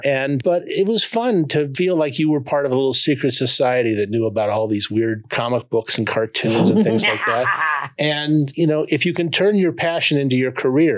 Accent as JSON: {"language": "English", "town": "Los Angeles", "region": "California", "country": "United States", "tie": "born or raised there", "said": "I grew up in West L.A."}